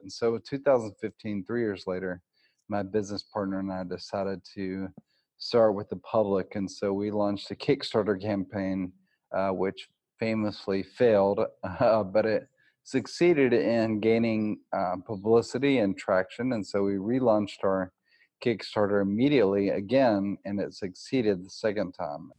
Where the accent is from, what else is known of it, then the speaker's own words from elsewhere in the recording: Nashville, Tennessee, United States; I'm from Nashville, Tennessee